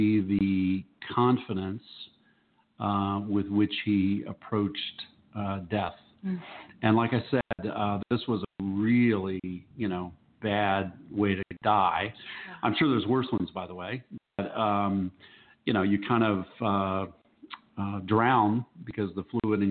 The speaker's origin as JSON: {"language": "English", "town": "Cincinnati", "region": "Ohio", "country": "United States", "tie": "born or raised there", "moved": "yes", "said": "my hometown in Cincinnati"}